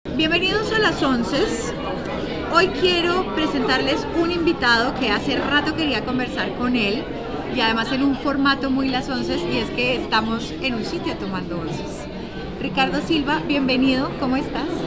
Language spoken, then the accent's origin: Spanish; Bogotá, Colombia; yo soy bogotana, nacida y criada acá